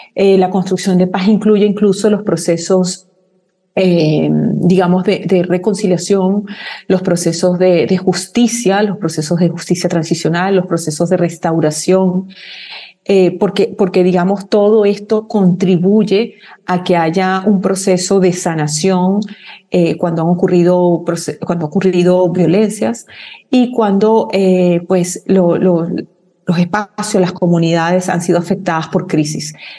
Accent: Venezuela; nosotros como, como venezolanas y venezolanos

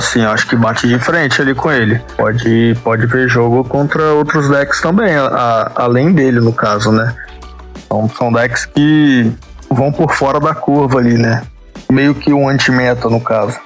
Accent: Rio de Janeiro, Brazil; moved away as an adult; now in Goiânia, Brazil; Eu sou do Rio de Janeiro, lá da Tijuca. Eu tô morando em Goiânia tem mais ou menos 5, 6 anos

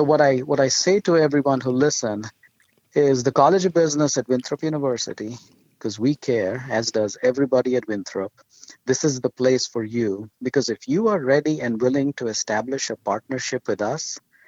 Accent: India; moved away; my wife and I grew up in India

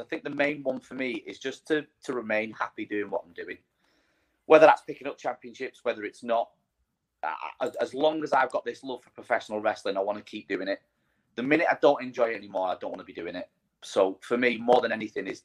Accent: Widnes, North West England, United Kingdom; my hometown of Widnes

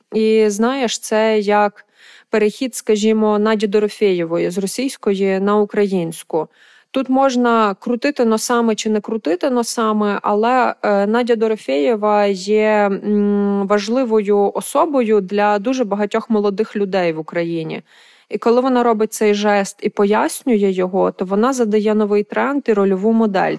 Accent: Lviv, Lviv Oblast, Ukraine; мого рідного міста Львова, де я виросла

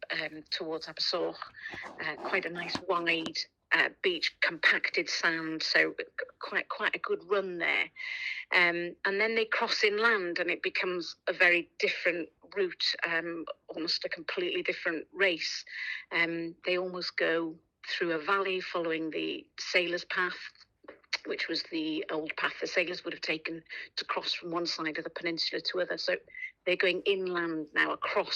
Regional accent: Pwllheli, Wales, United Kingdom; I'm born and bred in Pwllheli

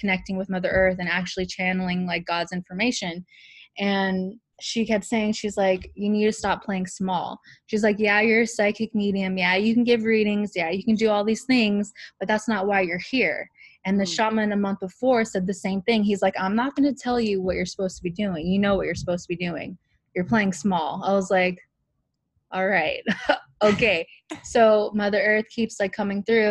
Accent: California, United States; also born or lived in Amsterdam, Netherlands; my entire life, Hawaiian culture, like, the whole time in California.

